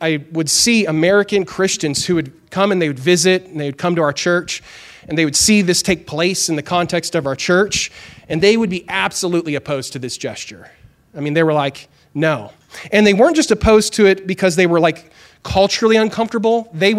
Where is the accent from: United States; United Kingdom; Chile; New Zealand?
Chile; I grew up in Chile, South America, and my parents were missionaries there.